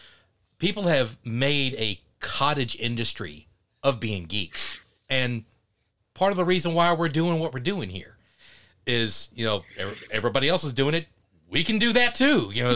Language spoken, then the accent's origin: English; Mesquite, Texas, United States; born or raised there